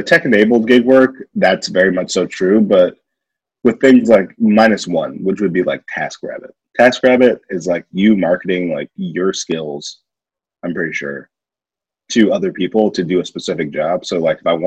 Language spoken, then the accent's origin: English; Ohio, United States; We're from Ohio